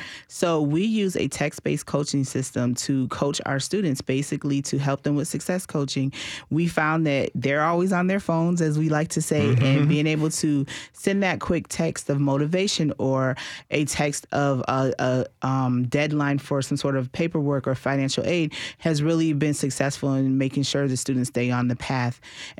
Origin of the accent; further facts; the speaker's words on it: Massachusetts, United States; moved away as an adult; And I came down here from Massachusetts to go to Tennessee State. So I was out of state.